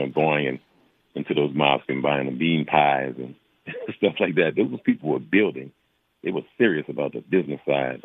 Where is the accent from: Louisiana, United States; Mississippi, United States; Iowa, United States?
Louisiana, United States; New Orleans; now in Los Angeles, United States; I'm from New Orleans, Louisiana